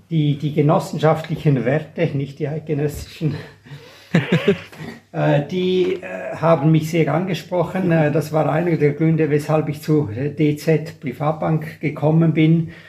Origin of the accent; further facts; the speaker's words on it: Graubünden, Switzerland; also born or lived in Geneva; Ich bin in der Schweiz aufgewachsen, geboren übrigens auch in Genf.